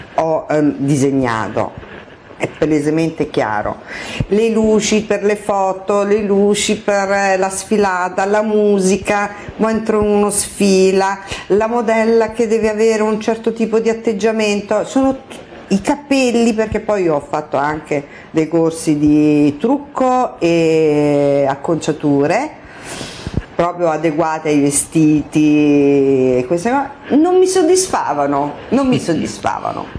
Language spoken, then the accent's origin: Italian; Palermo, Sicily, Italy; siciliana di Palermo